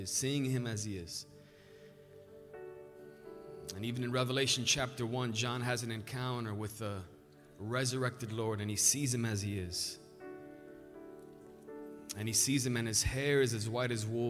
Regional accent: Romania; also born or lived in Albany Park, Chicago, United States; now in Chicago, United States; I was born in Romania, moved to Albany Park

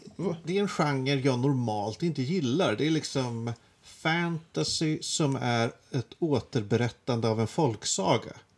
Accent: Järfälla, Stockholm County, Sweden; Jag kommer ju inte från Stockholm egentligen. Jag kommer från Jakobsberg

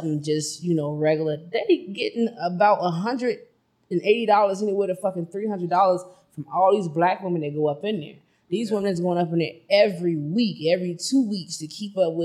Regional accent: Chicago, Illinois, United States; I am from Chicago

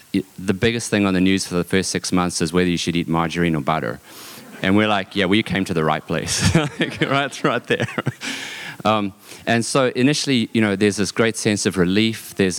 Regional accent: South Africa; also born or lived in New Zealand / Canada; now in Texas, United States; I grew up in South Africa. We've lived in New Zealand, Canada, and now Texas, y'all. So I'm a South Zealand, Canadian Texan

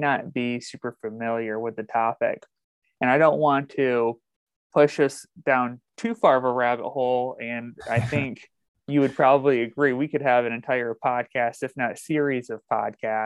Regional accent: Northwest Michigan, United States; I'm originally from Northern Michigan, Northwest Michigan

